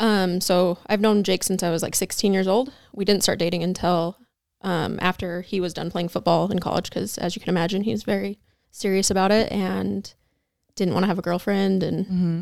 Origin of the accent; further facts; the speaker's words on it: Pocatello, Idaho, United States; Originally from Pocatello, Idaho.